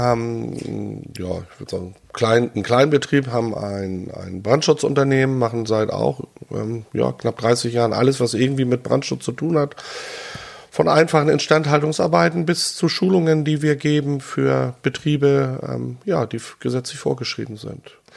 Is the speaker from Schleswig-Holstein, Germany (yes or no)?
yes; Rantum, Schleswig-Holstein, Germany; also born or lived in Hannover; ich bin hier in Randum aufgewachsen